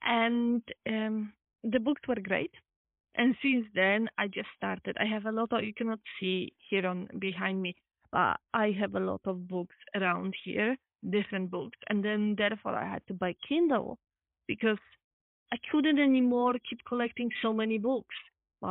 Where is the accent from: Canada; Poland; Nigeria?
Poland; English is a second language; now in Amsterdam, Netherlands; I'm from Poland.